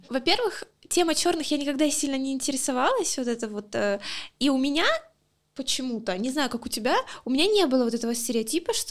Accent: Luhansk, Luhansk Oblast, Ukraine; Э, я из Луганска, если кто еще, блин, не знает.

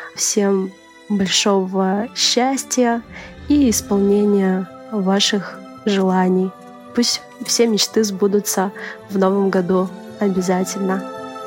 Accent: Kyzyl, Tuva, Russia; also born or lived in Saryg-Sep; я из Сибири, город Кызыл, республика Тыва

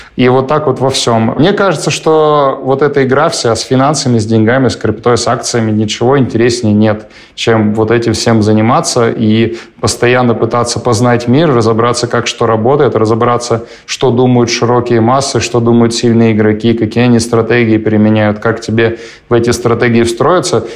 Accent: Perm, Perm Krai, Russia; Я из Перми, у меня не было денег совсем, и у моей семьи особо не было денег никогда

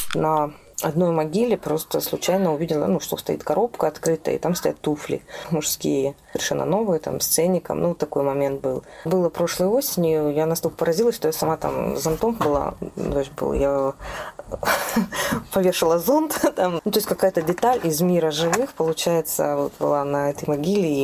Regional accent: native village near Novosibirsk, Novosibirsk Oblast, Russia; я родилась в моей родной деревне под Новосибирском

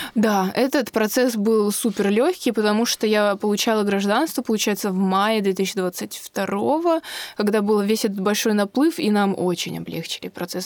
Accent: Moscow, Russia; moved away as an adult; now in Israel; Я родилась и выросла в Москве

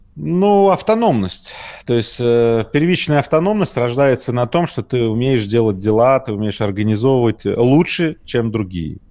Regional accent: Magnitogorsk, Chelyabinsk Oblast, Russia; я родился ну, в Магнитогорске

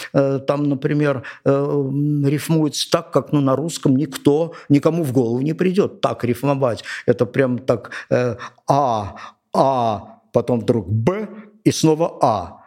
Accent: Georgia; я родился и вырос здесь, в Грузии

